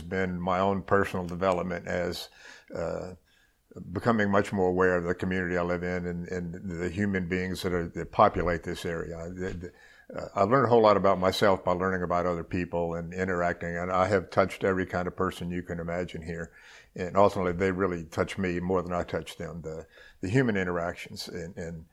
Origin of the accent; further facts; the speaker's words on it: New Orleans, Louisiana, United States; also born or lived in Mississippi / Lafayette, Louisiana; I was born in Mississippi, long enough ago to have forgotten most of that stuff. But I grew up in New Orleans, went to high school